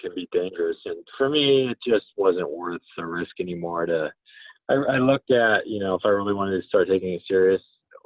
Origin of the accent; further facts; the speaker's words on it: Colorado, United States; also born or lived in San Diego; I'm from Colorado